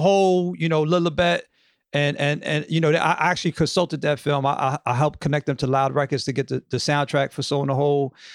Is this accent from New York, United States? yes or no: yes; New York, United States; I grew up in the Upper West Side